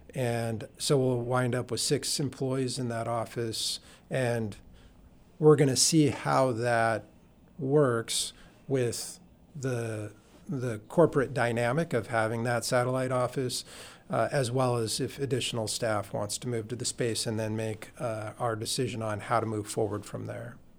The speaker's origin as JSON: {"language": "English", "town": "Juneau", "region": "Alaska", "country": "United States", "tie": "born or raised there", "also_born_or_lived": "Cordova, Alaska / Yakutat, Alaska", "said": "I was born in Cordova, lived in Yakutat, and then grew up primarily in Juneau"}